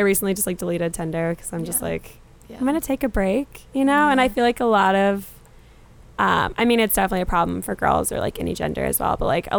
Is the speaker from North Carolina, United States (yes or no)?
yes; North Carolina, United States; moved away as an adult; now in Boston, United States; So I'm from North Carolina.